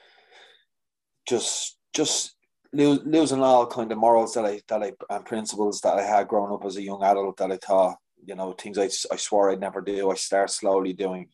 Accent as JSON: {"language": "English", "town": "Dublin", "region": "Leinster", "country": "Ireland", "moved": "yes", "lives_now": "Meath, Ireland", "said": "I live in Meath, but I'm from Dublin."}